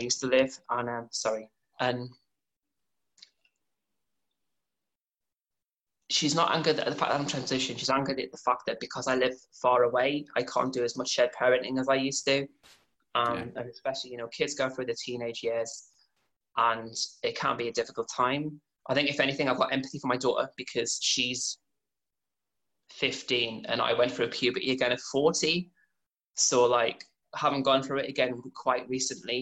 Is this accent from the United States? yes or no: no; North Shields, North East England, United Kingdom; I'm from North Shields